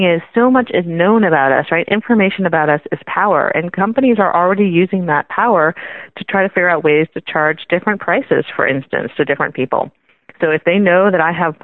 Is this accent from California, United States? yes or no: yes; Silicon Valley, California, United States; I grew up in the Silicon Valley back when you used to pay money for software